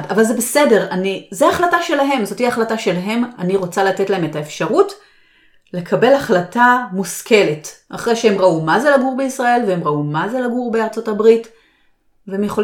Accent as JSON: {"language": "Hebrew", "country": "Israel", "tie": "born or raised there", "said": "נכון שלי יש את השפה, ואני גדלתי שם, אבל עדיין, אני השתניתי, בעלי השתנה, ישראל השתנתה."}